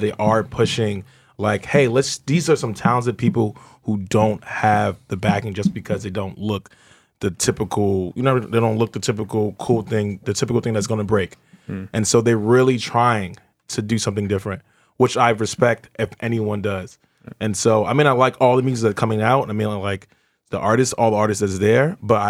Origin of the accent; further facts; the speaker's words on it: Nigeria; I'm Nigerian.